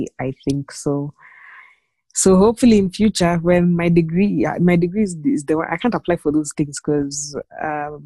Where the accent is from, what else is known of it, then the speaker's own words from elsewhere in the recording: Nairobi, Kenya; I was born and raised in Nairobi